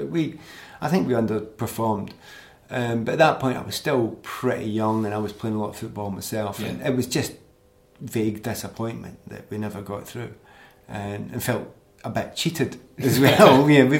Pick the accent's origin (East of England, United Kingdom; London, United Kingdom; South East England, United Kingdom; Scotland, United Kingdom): Scotland, United Kingdom; Glasgow; moved away as an adult; I come from East End of Glasgow. My family are all Celtic supporters. And some of them would have been supporting Ireland, not Scotland.